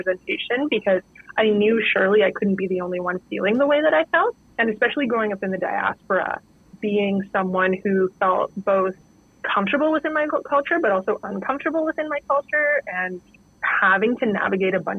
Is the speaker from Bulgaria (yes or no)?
no; Northern Canada, Canada; I grew up in Northern Canada in a pretty isolated town